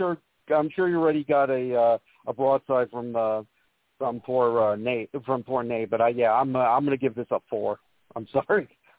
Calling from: Las Vegas, Nevada, United States; from good old Las Vegas.

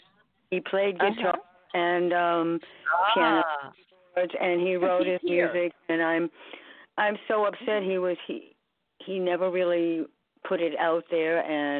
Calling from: New York, United States; I'm calling from New York, so not all that international.

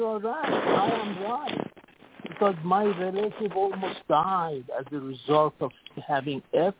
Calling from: Singapore; Okay, this is … calling from Singapore.

